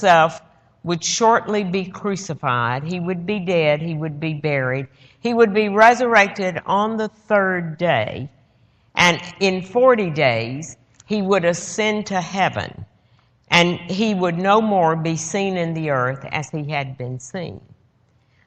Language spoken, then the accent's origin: English; Georgia, United States; I'm from Georgia